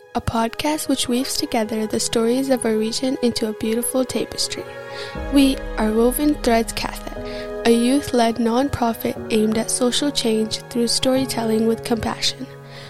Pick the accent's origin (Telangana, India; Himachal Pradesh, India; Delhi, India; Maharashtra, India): Delhi, India; New Delhi; now in Canada; I was born and raised in New Delhi, India. I'm a grade 10 student at Brooks Secondary High School.